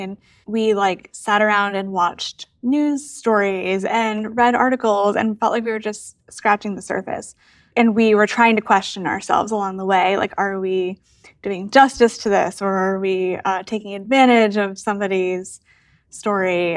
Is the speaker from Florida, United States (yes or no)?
no; Massachusetts outside of Boston, United States; now in Cincinnati, United States; I am originally from Massachusetts outside of Boston. I currently live in Cincinnati